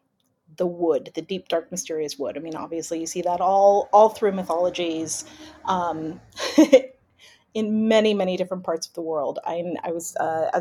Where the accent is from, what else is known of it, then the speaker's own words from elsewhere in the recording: California, United States; now in United Kingdom; I'm from California originally.